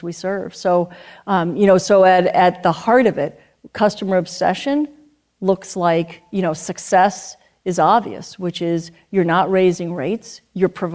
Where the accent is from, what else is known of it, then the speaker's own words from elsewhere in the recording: New York City, New York, United States; now in Vermont, United States; I grew up in Manhattan